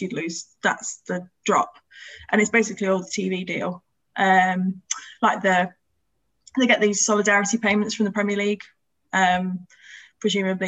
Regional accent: Wiltshire, South West England, United Kingdom; moved away as an adult; now in Sheffield, United Kingdom; I am from Wiltshire originally

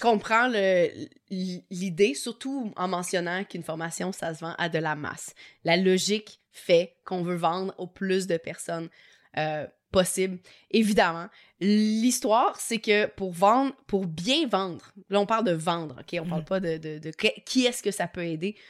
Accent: Quebec, Canada; accent: Québécois; mon petit accent québécois

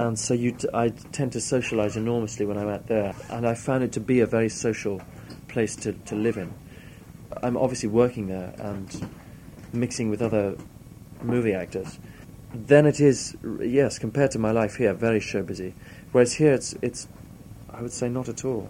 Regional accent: Eswatini; moved away as an adult; also born or lived in Cape Town, South Africa; now in London, United Kingdom; I grew up with that in Swaziland

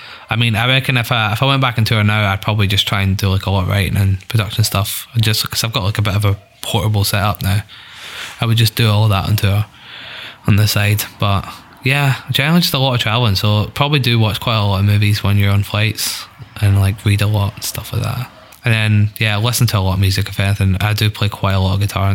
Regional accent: Scotland, United Kingdom

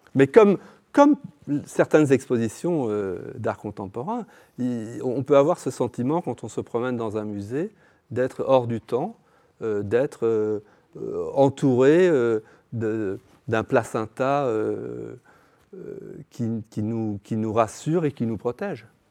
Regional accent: Brussels, Brussels-Capital Region, Belgium; now in Berlin, Germany; je suis belge, je suis bruxellois, et nous avions Eddy Merckx. Quand j'étais petit, il y avait Eddy Merckx.

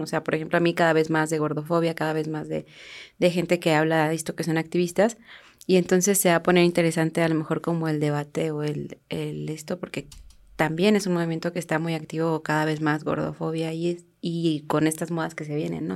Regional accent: Mexico; somos mexicanos

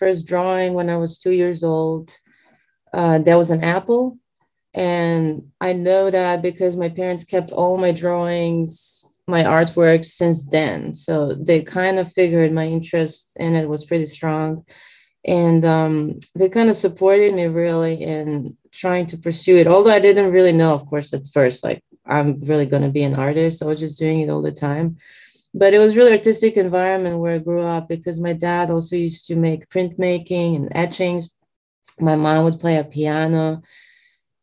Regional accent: Belgrade, Serbia; moved away as an adult; now in Los Angeles, United States; I was born in Serbia, in Belgrade, 35 years ago. And I lived there only until like 5 years ago, actually. I moved to the States, so I live here in Los Angeles now.

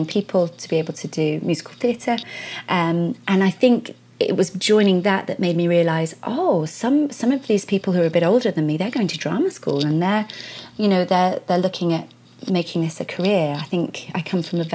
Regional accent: Derbyshire, East Midlands, United Kingdom; now in London, United Kingdom; I was born and raised in Derbyshire

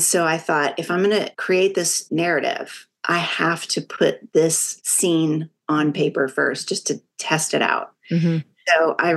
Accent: Texas, United States; I'm from Texas

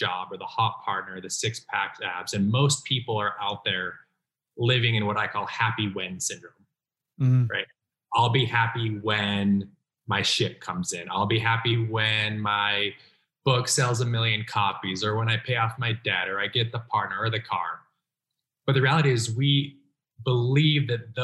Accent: Utah, United States; I was raised in Utah.

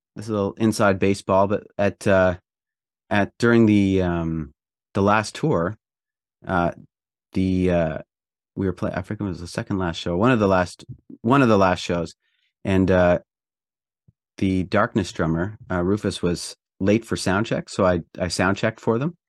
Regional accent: Prince Edward Island, Canada; I grew up in Eastern Canada in a province called Prince Edward Island

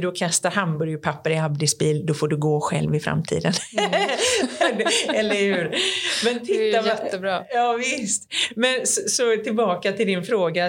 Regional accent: Sweden; jag är från Sverige

